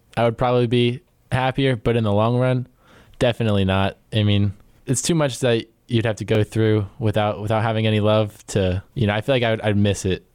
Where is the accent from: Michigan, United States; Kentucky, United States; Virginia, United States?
Virginia, United States; I am from Percival, Virginia.